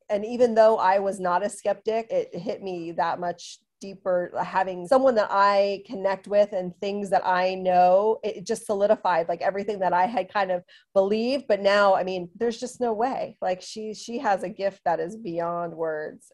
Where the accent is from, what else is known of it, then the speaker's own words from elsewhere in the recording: Southern California, United States; I'm from Southern California